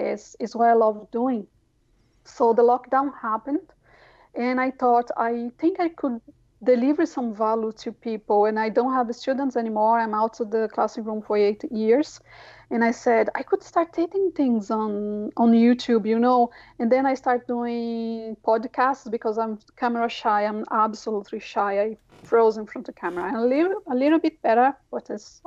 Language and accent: English; São Paulo, Brazil; English is a second language; moved away as an adult; now in Ireland; I come from the south of the city of São Paulo, a very not privileged area.